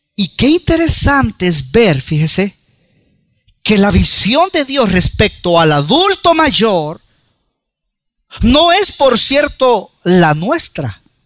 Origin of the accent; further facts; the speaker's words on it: El Salvador; nosotros como buen salvadoreño